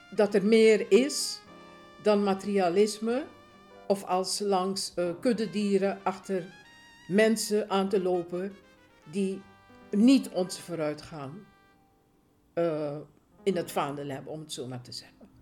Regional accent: Suriname; now in Netherlands; Ik ben eh, geboren in Suriname. Eh, ik woon ruim 50 jaar woon ik, eh, in Nederland.

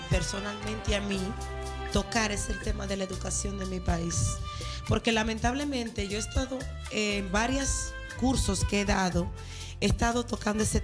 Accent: Dominican Republic

